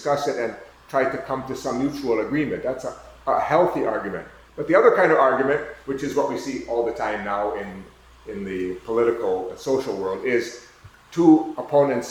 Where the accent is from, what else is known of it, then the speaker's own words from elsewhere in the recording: United States; I'm from the United States.